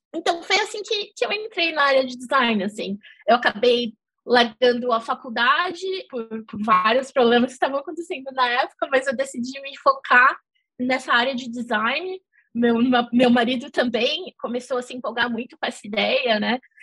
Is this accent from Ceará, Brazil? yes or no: no; São Paulo, Brazil; moved away as an adult; also born or lived in Netherlands; now in London, United Kingdom; eu sou de São Paulo.